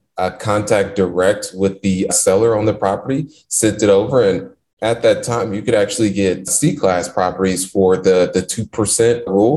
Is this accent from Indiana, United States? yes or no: yes; Indianapolis, Indiana, United States; born and raised in Indianapolis, Indiana, not so good parts of the city where when you tend to drive through the neighborhoods I grew up